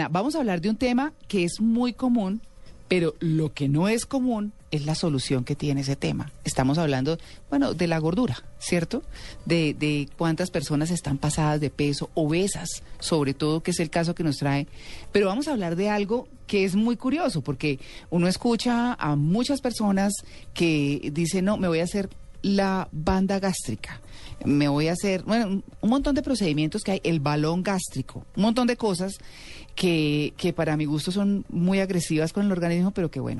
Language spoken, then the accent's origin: Spanish; Venezuela; also born or lived in Miami; ¿Usted de qué nacionalidad es? Yo soy venezolana.